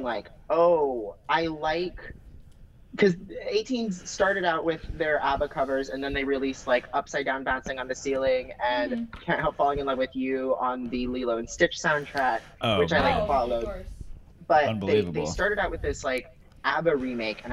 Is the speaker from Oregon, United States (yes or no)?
yes; Oregon, United States; I'm from Oregon